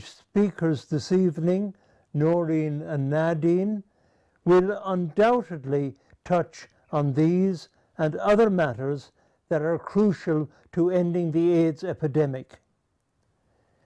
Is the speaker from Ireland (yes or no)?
yes; Tullamore, County Offaly, Ireland; now in Zambia; I come from Tullamore, and I'm very proud